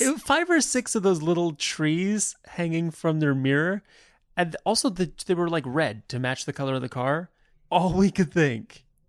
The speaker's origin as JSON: {"language": "English", "country": "United States", "also_born_or_lived": "California / Indiana", "said": "we're from California and Indiana, so that's how we talk. This is our, this is our dialect."}